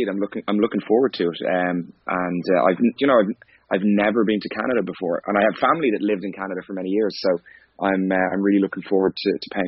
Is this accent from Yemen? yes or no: no; Skerries, Leinster, Ireland; I'm originally from Skerries in North County Dublin. Is where I grew up